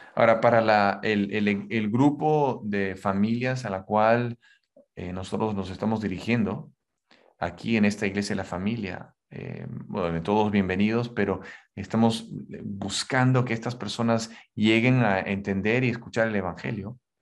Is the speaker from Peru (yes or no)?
yes; Huancayo, Junín, Peru; now in Lima, Peru; yo nací ahí en la Sierra Peruana, en Huancayo